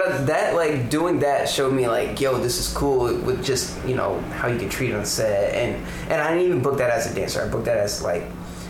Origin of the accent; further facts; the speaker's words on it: Detroit, Michigan, United States; also born or lived in Georgia / Texas; I grew up in Detroit, Michigan. Well, I was born in Detroit and I moved around a lot. So I was born in Detroit, moved to Georgia, and from Georgia moved to Texas, then back to Detroit, then from Detroit moved to the suburbs of Michigan.